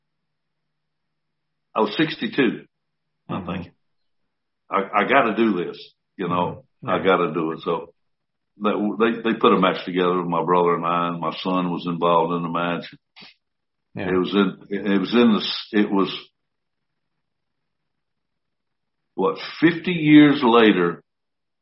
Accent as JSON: {"language": "English", "town": "Columbus", "region": "Georgia", "country": "United States", "tie": "born or raised there", "also_born_or_lived": "Orlando, Florida", "moved": "as an adult", "said": "Hit my hometown right here"}